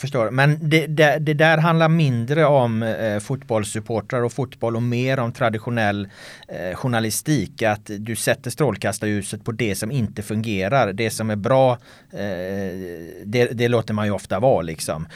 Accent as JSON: {"language": "Swedish", "town": "Jonsered", "region": "Västra Götaland", "country": "Sweden", "tie": "born or raised there", "also_born_or_lived": "Ljungskile / United States", "moved": "as an adult", "lives_now": "Stockholm, Sweden", "said": "Jonsered då som är den, den lilla by där jag växte upp"}